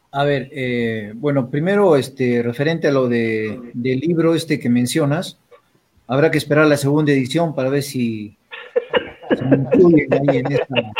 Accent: Arequipa, Peru; Yo soy arequipeño pues al 100%

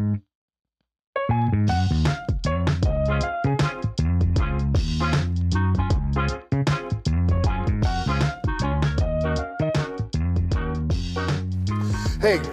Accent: San Francisco, California, United States; I grew up in San Francisco

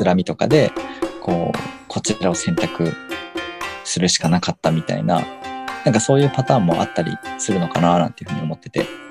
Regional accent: Fujinomiya, Shizuoka, Japan; あの地元の神社になっちゃうんですけど

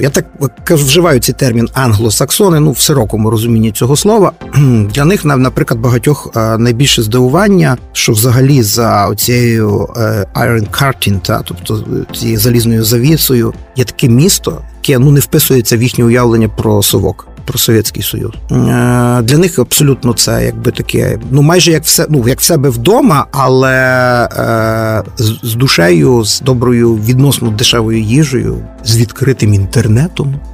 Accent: Lviv, Lviv Oblast, Ukraine; львів'янин в першому поколінні. Мої батьки Старосамбірського району

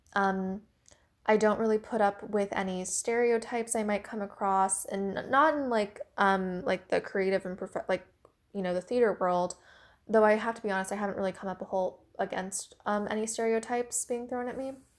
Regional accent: Washington, District of Columbia, United States; also born or lived in China; I was adopted from China when I was about seven months old. Um, I was about three months old when I entered the orphanage when I was, like, a baby. So, ever since, you know, I was seven months old, um, I was adopted and I've lived my life here in America, specifically the Washington, D C area

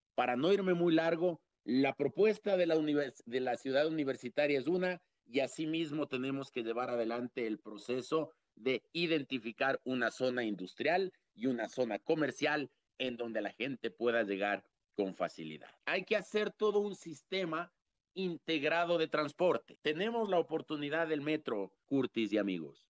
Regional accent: Quito, Pichincha, Ecuador; haber crecido en el sur, en el barrio La Magdalena, y ahora desarrollarme en el norte, en Ponciano, donde, donde yo vivo.

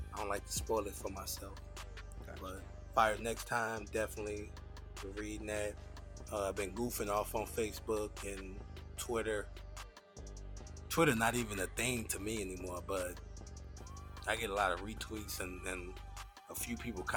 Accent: Chicago, Illinois, United States; a place in Illinois, which is where I'm from. I'm from Chicago, Illinois

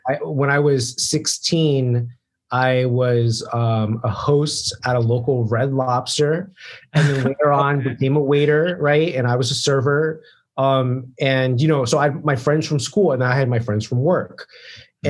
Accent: Maryland, United States; moved away as an adult; i'm from like maryland

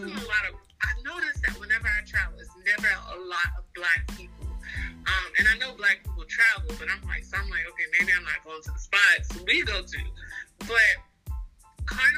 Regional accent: the South, United States; we're from the South

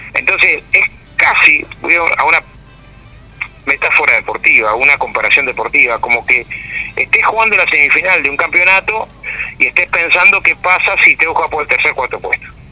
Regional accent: Villa Felicidad, Canelones, Uruguay; yo soy de Villa Felicidad

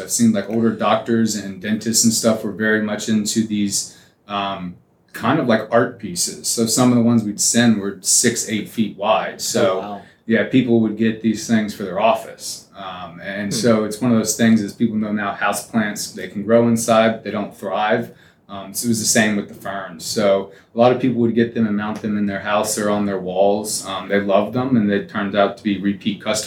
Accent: Lakewood Ranch, Florida, United States; also born or lived in Fort Myers, Florida; I'm originally from right here in Lakewood Ranch, Florida. Born and raised here, grew up in River Club

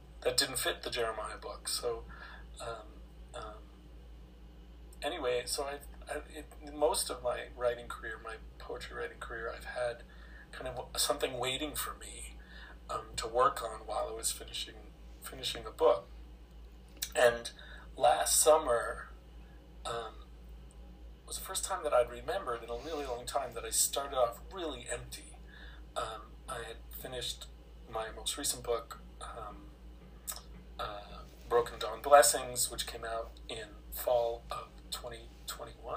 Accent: United States; moved away as an adult; I'm from the States originally. I moved here 25 years ago

